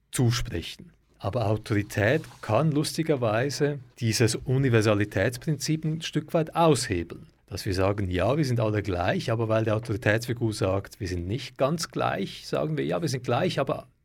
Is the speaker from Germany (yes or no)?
no; Switzerland; wie man es vielleicht bei uns in der Schweiz jetzt wäre.